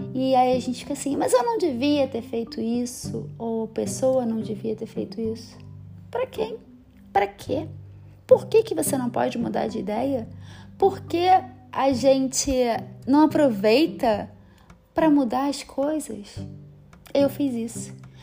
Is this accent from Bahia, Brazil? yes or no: no; Rio de Janeiro, Brazil; moved away as an adult; now in São Paulo, Brazil; Sou carioca, amo minha cidade